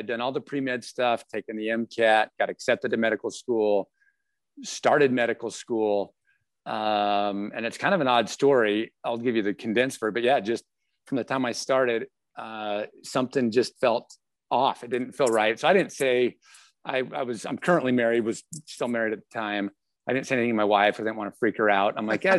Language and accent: English; Salt Lake City, Utah, United States; now in Spokane, United States; I am I grew up in Salt Lake area. I'm now in Spokane